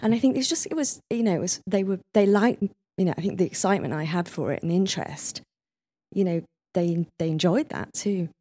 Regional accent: Leeds, Yorkshire and the Humber, United Kingdom; moved away; I came from Leeds

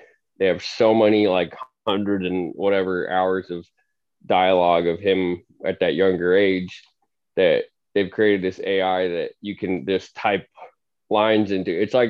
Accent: Missoula, Montana, United States; from Missoula, where we're from

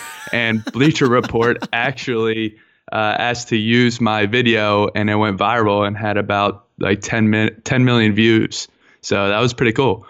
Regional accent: Philadelphia, Pennsylvania, United States; now in Baltimore, United States; I'm actually from, uh, born and raised from Philadelphia, PA. Um, I am now living in, in Baltimore, Maryland.

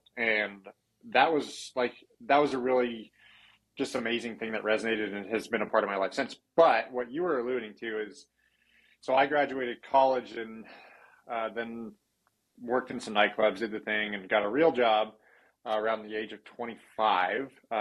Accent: Huntington Beach, California, United States; moved away as an adult; also born or lived in Santa Barbara, California; now in Sandpoint, United States; I was born and raised there

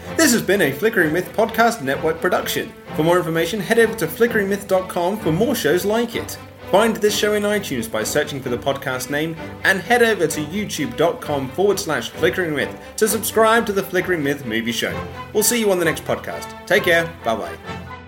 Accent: Ireland

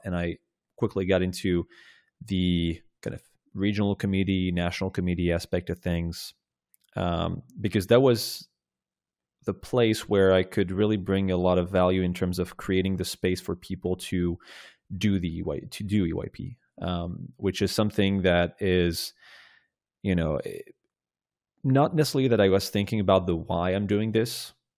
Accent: Rennes, Brittany, France; my hometown in Rennes

